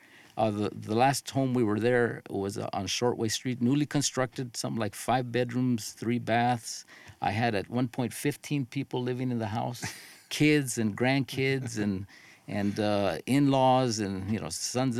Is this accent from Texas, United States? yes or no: no; Los Angeles, California, United States; moved away as an adult; now in South Pasadena, United States; I grew up in the Harbor area, Wilmington specifically.